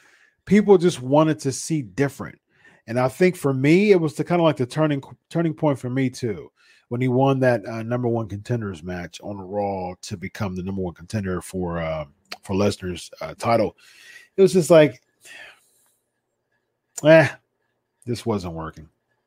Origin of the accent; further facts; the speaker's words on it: North Dakota, United States; Brock wrestled at Bismarck State College way back in the day in my home state of North Dakota.